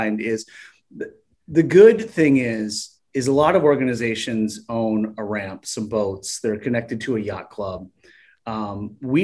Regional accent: Port Huron, Michigan, United States; moved away as an adult; now in Ohio, United States; my hometown of Port Huron

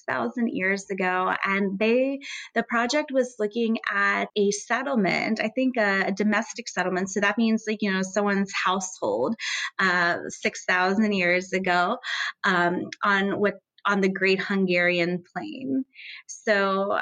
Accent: United States; moved away; I'm originally from the United States

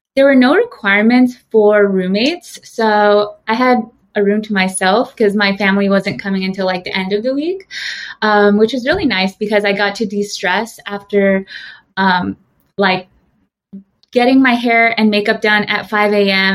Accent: San Jose, California, United States; moved away as an adult; now in New York, United States; I was born and raised in San Jose, California

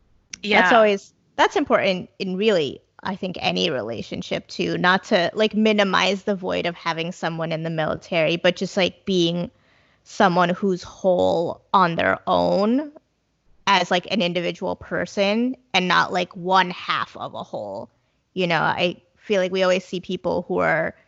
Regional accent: New Jersey, United States; growing up in New Jersey and in the US

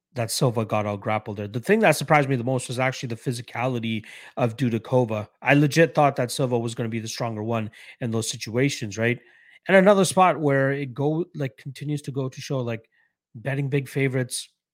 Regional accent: Canada; I'm a Canadian myself

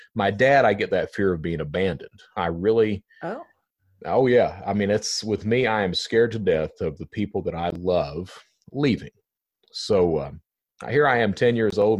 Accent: Eastern Kentucky, United States; I'm from Eastern Kentucky

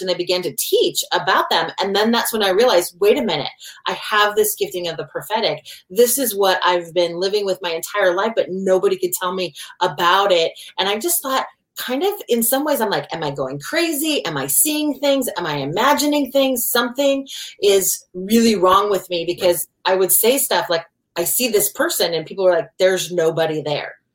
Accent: Oregon, United States; moved away as an adult; also born or lived in Washington; I grew up in Oregon, and he moved us out of state to the state of Washington.

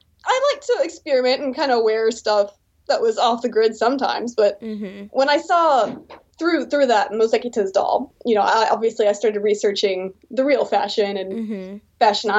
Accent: Texas, United States; moved away as an adult; now in South Korea; Yes, I'm American. I'm from Texas originally.

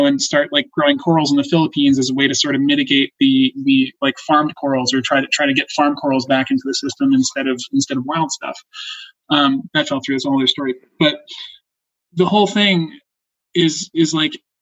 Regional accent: North Shore of Long Island, New York, United States; moved away; as a kid, growing up on the North Shore of Long Island

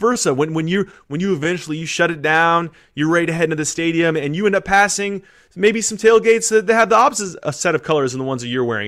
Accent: California, United States; moved away; I'm from California

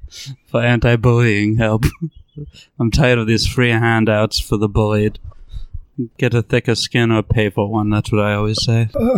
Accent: Montana, United States; Americans, even though I'm from Montana, call it propaganda

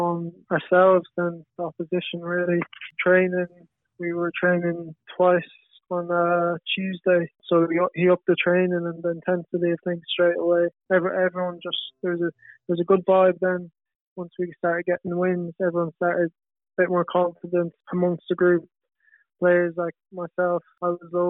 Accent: Galway, Connacht, Ireland; I'm from Galway as well

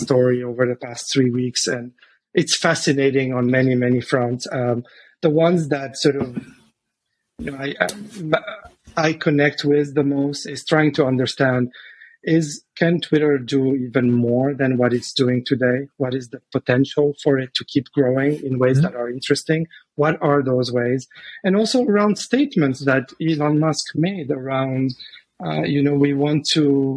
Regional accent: Lebanon; moved away; I'm originally from Lebanon.

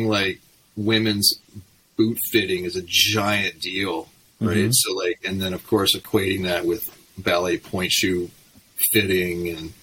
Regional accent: Okanagan, British Columbia, Canada; the headbangers I grew up with in the Okanagan

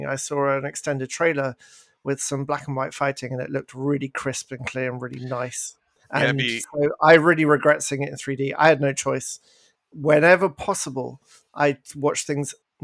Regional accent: England, United Kingdom; moved away; I'm English

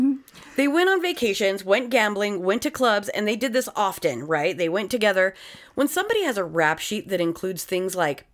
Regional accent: Florida, United States; accent: Florida; But in my Florida accent, because we don't know how people Connecticutians sound like.

